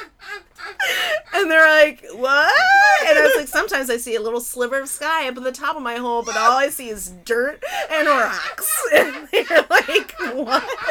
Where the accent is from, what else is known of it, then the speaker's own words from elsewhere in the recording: Pasadena, California, United States; moved away as an adult; also born or lived in Baltimore; I'm from Pasadena, and I moved to Baltimore, and I was living there for 7 years